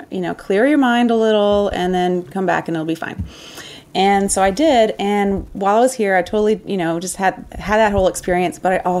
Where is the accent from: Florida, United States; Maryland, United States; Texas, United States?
Texas, United States; Houston; now in Chicago, United States; Yes, I'm originally from Houston.